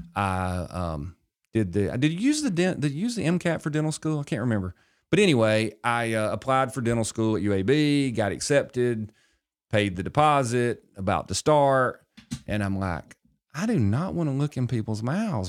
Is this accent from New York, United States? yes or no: no; Gardendale, Alabama, United States; also born or lived in Gadsden, Alabama; I grew up in Gardendale